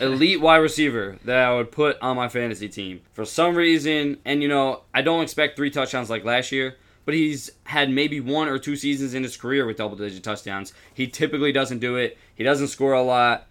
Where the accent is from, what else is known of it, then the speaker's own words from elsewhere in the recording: New Jersey, United States; we are from New Jersey and we're We're close to the New York area